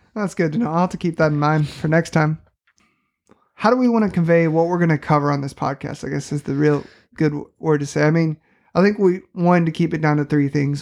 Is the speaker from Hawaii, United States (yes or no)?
no; St. Louis, Missouri, United States; moved away as an adult; now in southwestern Missouri, United States; I grew up in Saint Louis, Missouri